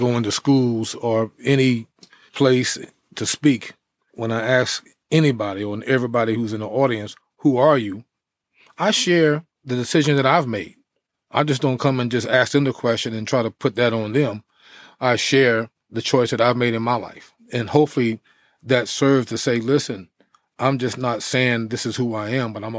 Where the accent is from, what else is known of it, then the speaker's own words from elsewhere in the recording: East Orange, New Jersey, United States; also born or lived in Elizabeth City, North Carolina; Well, actually, I was growing up in New Jersey.